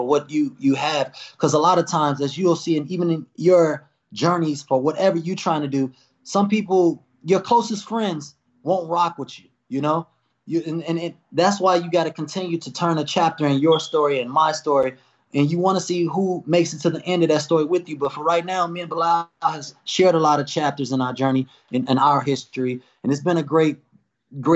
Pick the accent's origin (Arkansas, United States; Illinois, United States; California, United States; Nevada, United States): Illinois, United States; Chicago; I'm from Chicago.